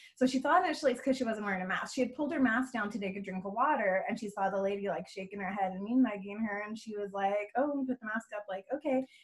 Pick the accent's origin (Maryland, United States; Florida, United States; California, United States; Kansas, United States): California, United States; Bay Area; moved away as an adult; now in Texas, United States; I am originally from California, um, from the Bay Area. Um, I moved out here about gosh, eight years ago